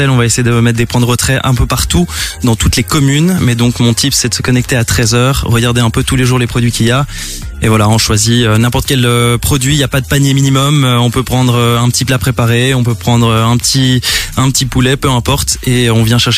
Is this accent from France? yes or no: yes; France; moved away as an adult; now in Brussels, Belgium; français à la base, mais bon, ça fait euh, ça fait 10 ans que je suis là. Bon, je suis bruxellois.